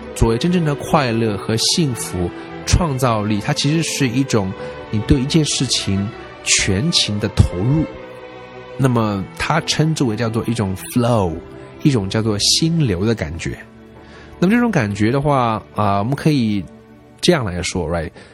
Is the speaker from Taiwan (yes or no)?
no; China; 作为中国人来讲，我们一般都是受这种教育长大，就是不要跟陌生人说话呀